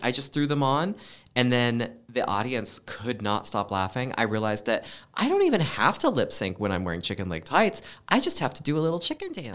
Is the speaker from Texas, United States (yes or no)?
no; Oregon, United States; moved away; I grew up in Oregon